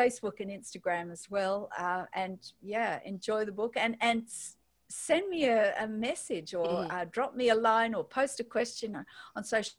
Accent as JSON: {"language": "English", "country": "Australia", "accent": "Australian", "said": "as you can tell from my accent, I'm in Australia"}